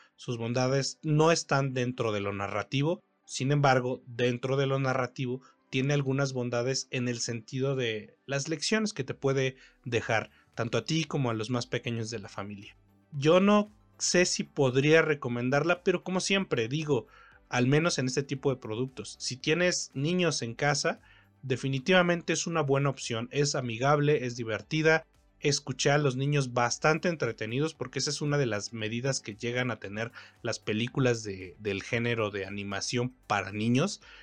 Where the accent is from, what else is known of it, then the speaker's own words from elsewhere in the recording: Ecatepec, State of Mexico, Mexico; Yo crecí en Ecatepec, en Ecatepec, Estado de México, en México, evidentemente.